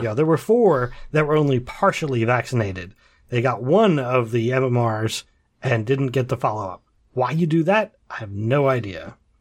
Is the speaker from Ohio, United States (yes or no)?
yes; Central Ohio, United States; I am from Central Ohio